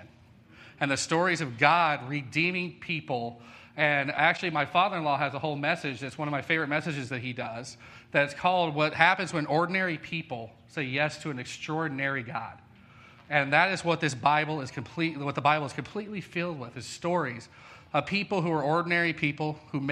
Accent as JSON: {"language": "English", "region": "Colorado", "country": "United States", "moved": "yes", "said": "I'm from Colorado"}